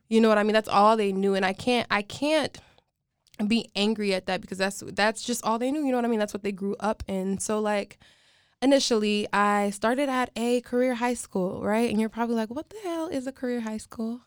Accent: United States; I was born in America

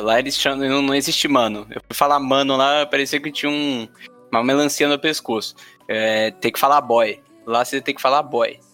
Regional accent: São Paulo, Brazil; eu sou de São Paulo

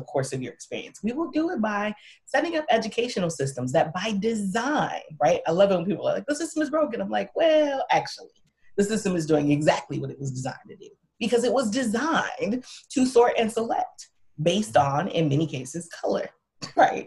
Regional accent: Milwaukee, Wisconsin, United States; also born or lived in the South; I'm from Milwaukee, one of the worst places in the country for Black folks to live

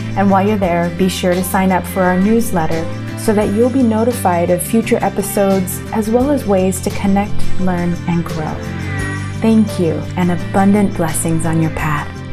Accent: United States; moved away; my home country of the US

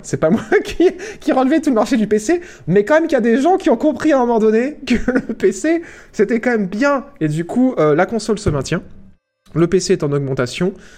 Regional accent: France; on est fiers de la France, on est fiers de notre pays

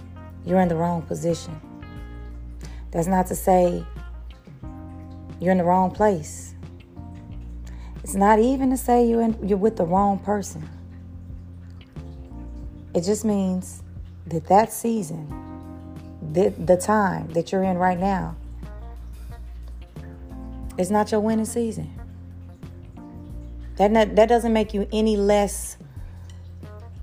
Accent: Kansas City, Missouri, United States; Kansas City Chiefs have won the Super Bowl again, and y'all know that's my hometown

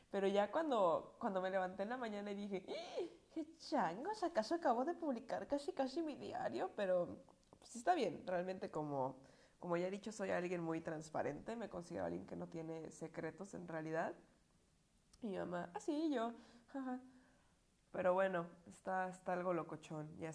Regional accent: Puebla, Mexico; accent: Puebla; No, sí, mi acento que me llevé de las Pueblas. Gracias, Puebla. Creo que fue el mejor recuerdo que me traje.

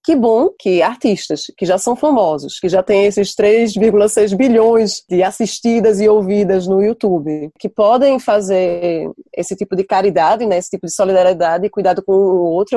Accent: Brazil; now in Tours, France

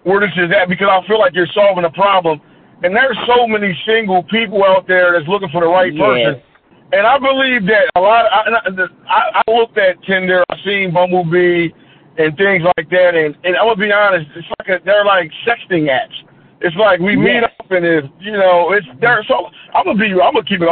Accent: Pennsylvania, United States; I'm from Pennsylvania

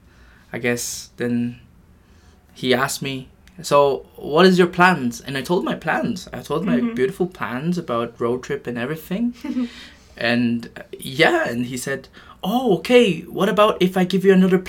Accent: Japan; moved away; also born or lived in Philippines; I'm from Japan and Philippines

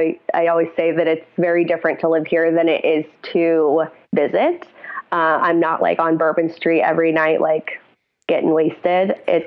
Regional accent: Cincinnati, Ohio, United States; now in New Orleans, United States; I was not. I grew up in Cincinnati, Ohio. I moved to New Orleans 4 years ago.

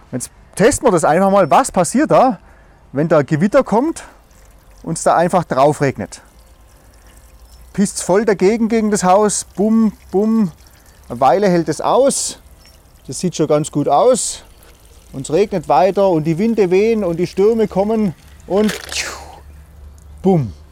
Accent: Germany; Und wir als Deutsche, wir sagen natürlich, hey, wie kann man nur so bescheuert sein?

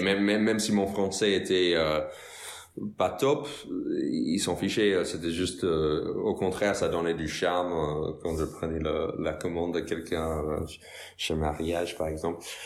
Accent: Westchester County, New York, United States; French is a second language; moved away as an adult; now in France; Je viens des États-Unis, je viens de New York, dans la banlieue nord, un comté qui s'appelle le Westchester

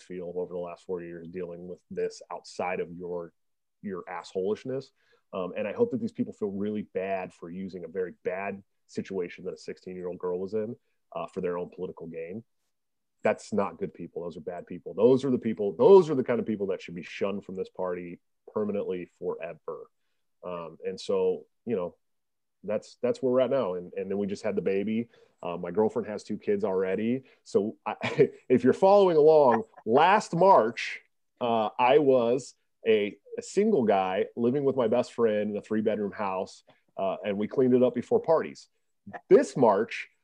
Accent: Oakland, California, United States; moved away as an adult; now in Iowa, United States; I'm from California, born and raised

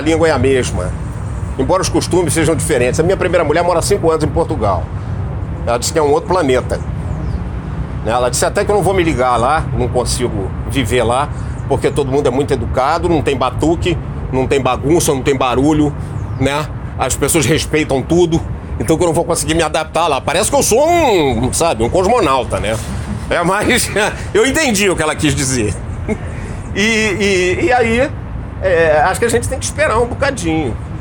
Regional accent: Rio de Janeiro, Brazil; also born or lived in Petrópolis; eu fui criado na Rua Barão de Jaguaripe, em Ipanema

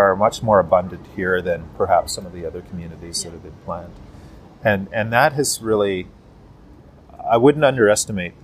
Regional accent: Canada; We are Canadian

